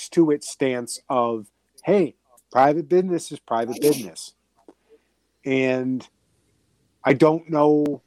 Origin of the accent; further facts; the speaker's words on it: Boston, Massachusetts, United States; accent: Boston; my Boston accent